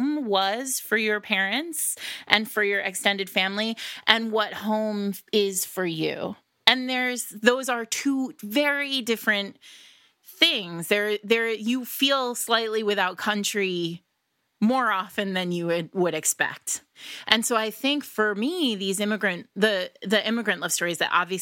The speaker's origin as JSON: {"language": "English", "country": "United States", "tie": "born or raised there", "said": "I was born in America, but my parents were not"}